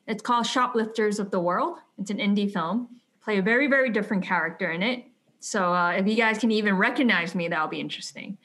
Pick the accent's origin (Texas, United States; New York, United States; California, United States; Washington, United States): New York, United States; New York City; I grew up in New York, um, in Brooklyn